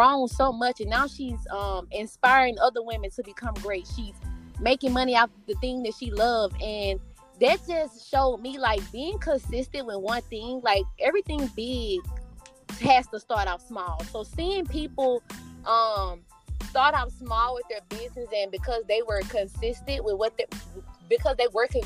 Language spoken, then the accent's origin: English; Mississippi, United States; I'm originally from Mississippi.